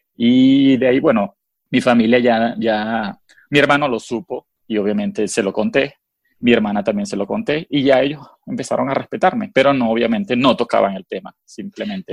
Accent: Venezuela; first language Spanish; moved away as an adult; now in United States

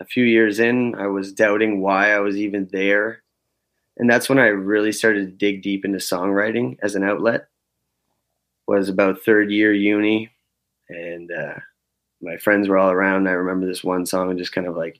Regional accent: Fall River, Nova Scotia, Canada; moved away as an adult; now in Restigouche County, Canada; But I grew up in Fall River, Nova Scotia. I was born and raised down there

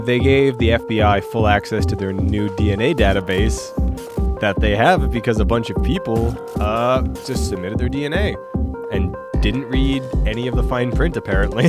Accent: Tucson, Arizona, United States; my hometown, Tucson, Arizona

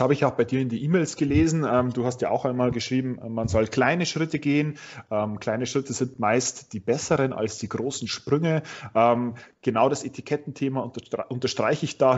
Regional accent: Straubing, Bavaria, Germany; du kommst auch gebürtig aus Straubing, haben wir ja äh, jetzt gerade vorher festgestellt. Ähm, ich nämlich auch

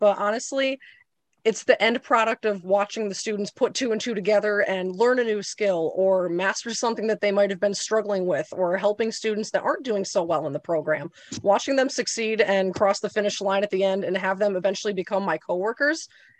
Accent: Torrington, Connecticut, United States; So Torrington is not known very much as an agricultural area. So I did actually end up having to go out of district to go to a high school that did have an ag ed program.

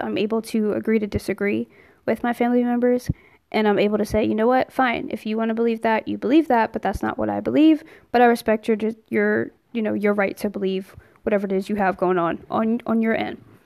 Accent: New Jersey, United States; I'm originally from New Jersey.

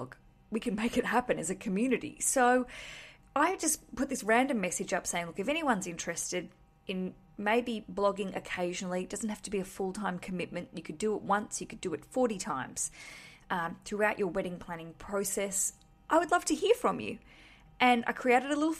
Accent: Australia; now in London, United Kingdom; I'm Australian. I live in London.

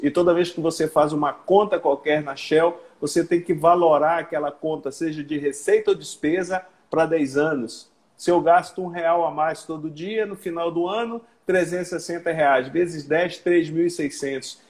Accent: Belém, Pará, Brazil; moved away as an adult; also born or lived in Tocantins; now in Porto Velho, Brazil; Eu sou paraense, sou belenita, nasci em Belém já há valorosos 60 anos.

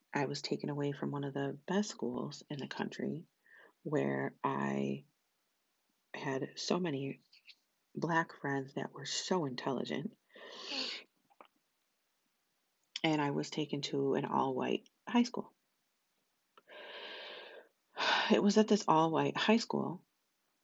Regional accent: United States; I'm American. I was born here

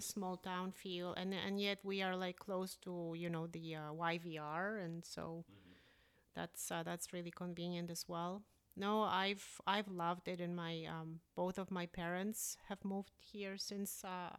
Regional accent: Prince Rupert, British Columbia, Canada; now in Steveston, Canada; it's like a nicer Prince Rupert. I grew up in Prince Rupert. I have a lot of affection for the town, but it is extremely rainy.

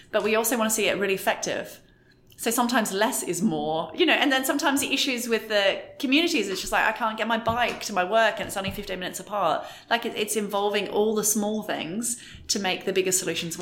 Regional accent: Australia; moved away; I'm Australian, so I do some trips to Australia to see family

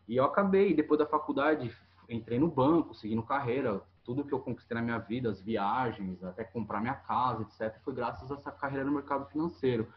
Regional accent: Itanhaém, São Paulo, Brazil; born or raised there

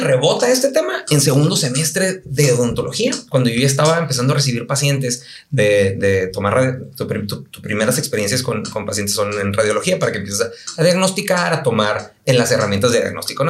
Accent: Tijuana, Baja California, Mexico; also born or lived in United States; yo me considero muy tijuanense

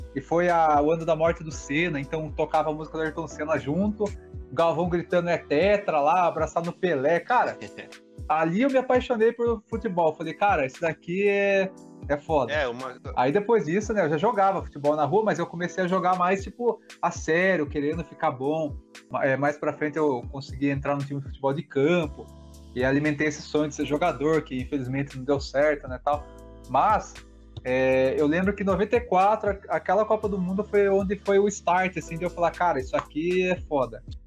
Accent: Sorocaba, São Paulo, Brazil; aqui na nossa cidade, a gente é de Sorocaba

